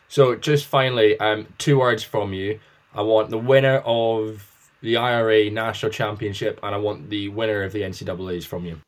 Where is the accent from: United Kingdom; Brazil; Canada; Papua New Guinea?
United Kingdom; as a Brit who's not in America